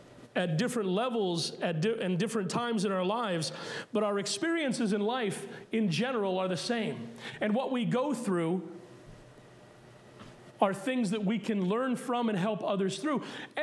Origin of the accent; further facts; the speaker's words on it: Puerto Rico; born there; Yes, I was born in Puerto Rico. Yes, I'm considered Puerto Rican by birth. But if you haven't noticed, I'm lily white.